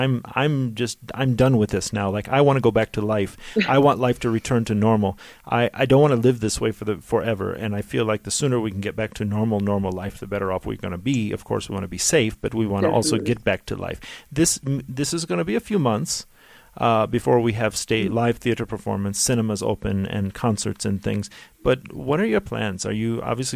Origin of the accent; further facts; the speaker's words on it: United States; a kid growing up in the States